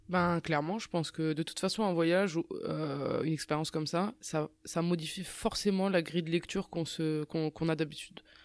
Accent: Strasbourg, Grand Est, France; moved away as an adult; also born or lived in Rabat, Morocco; je suis, je suis, né à Strasbourg et euh, je suis né à Strasbourg, c'est ma ville.

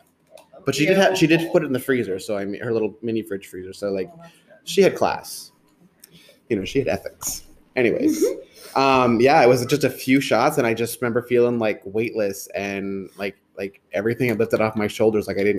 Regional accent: Merrimack, New Hampshire, United States; I grew up in Merrimack, New Hampshire

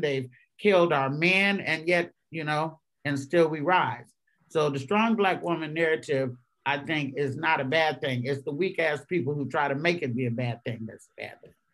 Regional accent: Bay Area, California, United States; also born or lived in Arkansas; I was born in Arkansas. I was raised in the Bay Area, but I was born in Arkansas.

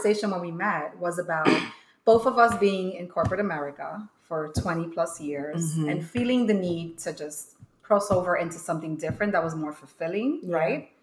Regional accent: New York City, New York, United States; also born or lived in New Jersey; I'm from New York, raised in the Bronx.

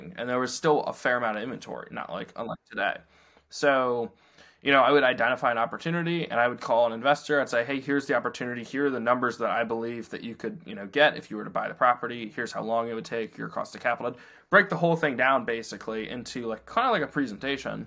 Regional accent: Alexandria, Virginia, United States; I grew up in Alexandria and that's where I practiced real estate

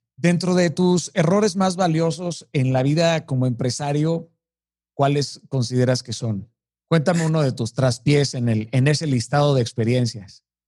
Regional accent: Mazatlán, Sinaloa, Mexico; Yo soy de Mazatlán

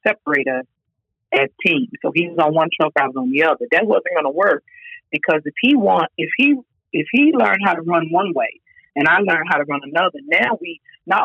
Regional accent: Durham, North Carolina, United States; also born or lived in Richmond, Virginia; I was born in Richmond, Virginia, but I've been in North Carolina since I was three.

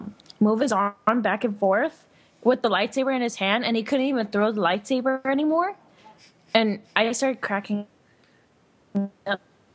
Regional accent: Mexico

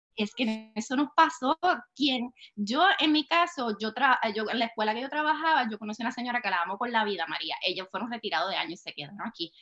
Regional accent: Puerto Rico; moved away as an adult; now in Texas, United States; soy puertorriqueña, nacida y criada en Puerto Rico

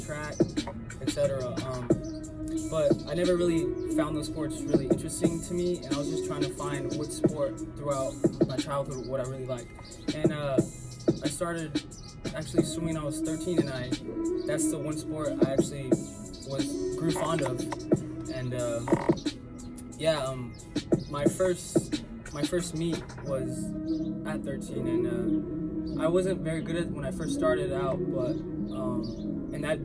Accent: Cerritos, California, United States; I grew up in Cerritos, California

